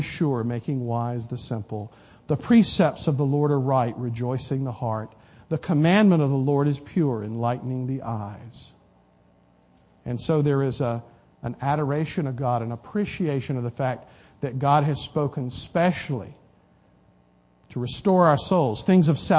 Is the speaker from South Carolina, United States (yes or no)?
yes; South Carolina, United States; when I was growing up in South Carolina